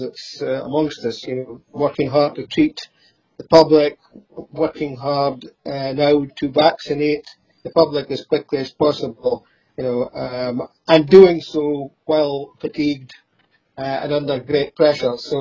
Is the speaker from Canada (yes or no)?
no; Fraserburgh, Scotland, United Kingdom; I was brought up in the harbour area of Fraserburgh near the lifeboat station